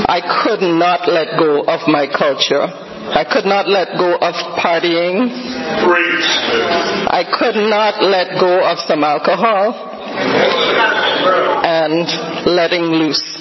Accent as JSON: {"language": "English", "country": "Trinidad & Tobago", "moved": "yes", "lives_now": "Boston, United States", "said": "the essence of who I am is a Trinidadian."}